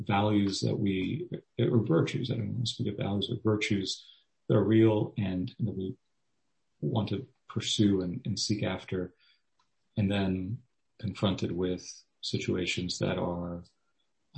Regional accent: Miami, Florida, United States; also born or lived in Orlando, Florida; now in Gainesville, United States; I grew up in Miami.

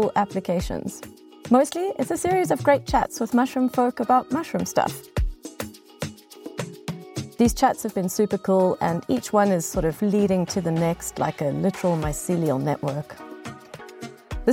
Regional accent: South Africa; moved away; my home country of South Africa

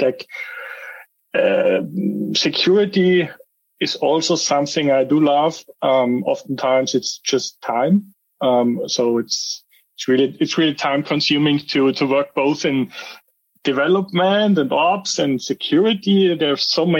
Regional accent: Austria; moved away as an adult; now in Nuremberg, Germany; I'm originally from Austria. I moved to Germany 8 years ago, roundabout. So I'm living in the Nuremberg area

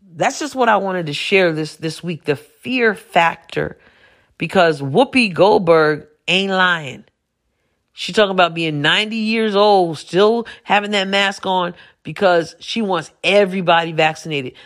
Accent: New York, United States; moved away as an adult; I'm from New York originally, but I, I moved away a few years ago

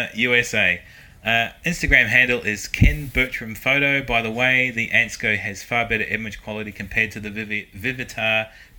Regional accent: Christchurch, Canterbury, New Zealand; I'm from Christchurch.

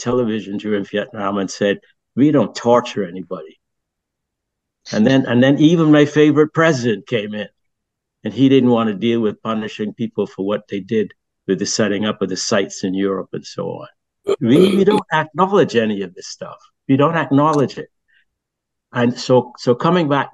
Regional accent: Barbados; also born or lived in France; now in New Haven, United States; I grew up in Barbados and I grew up in a British society

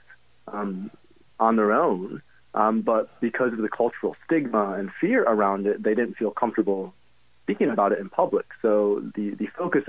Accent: Grand Rapids, Michigan, United States; I grew up in Grand Rapids

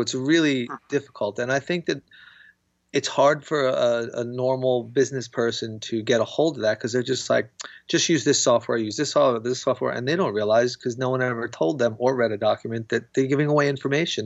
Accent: United States; I'm American

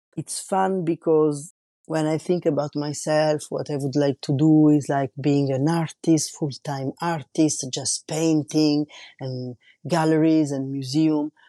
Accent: Rome, Lazio, Italy; also born or lived in Paris, France; now in La Rochelle, France; I was born in Rome and raised in, raised in Rome and lived in Paris.

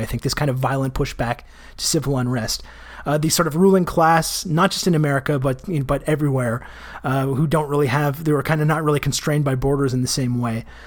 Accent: Canada; I'm Canadian

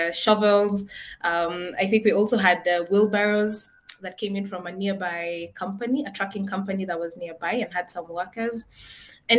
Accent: Nairobi, Kenya; I grew up in Nairobi, Kenya. And I think my entire life, I've lived in one house along one street

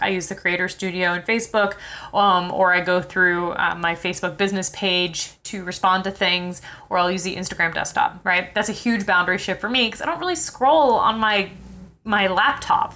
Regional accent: New York City, New York, United States; I'm from New York City

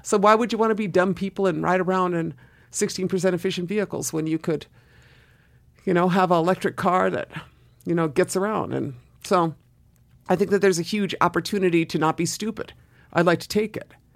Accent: Southern Oregon, United States; moved away as an adult; also born or lived in East Los Angeles, California / Boston/Cambridge, Massachusetts; I left Southern Oregon, small town of Southern Oregon, and, and moved to, uh, Boston or Cambridge to go to school

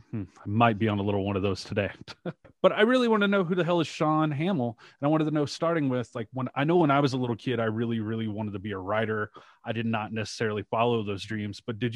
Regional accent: Shreveport, Louisiana, United States; I went to I grew up in Shreveport, Louisiana, not too terribly far from Dallas or Birmingham where you're at now.

